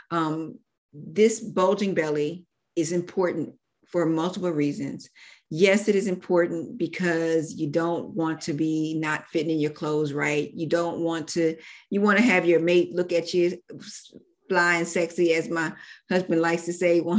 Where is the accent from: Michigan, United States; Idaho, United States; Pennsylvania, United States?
Pennsylvania, United States; Philadelphia; I am originally from Philadelphia, Pennsylvania, but my roots are in Georgia.